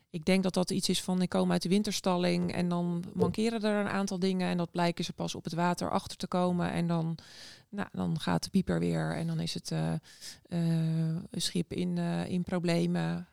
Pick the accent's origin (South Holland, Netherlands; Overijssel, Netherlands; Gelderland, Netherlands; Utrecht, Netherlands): South Holland, Netherlands; Noordwijk; now in Scheveningen, Netherlands; ik ben opgegroeid in Noordwijk, dus ook aan zee